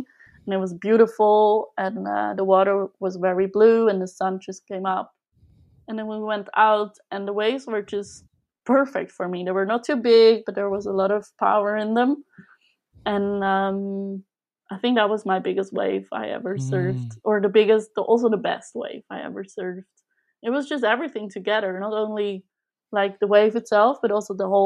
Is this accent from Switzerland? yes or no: yes; Switzerland; now in Netherlands; I grew up in Switzerland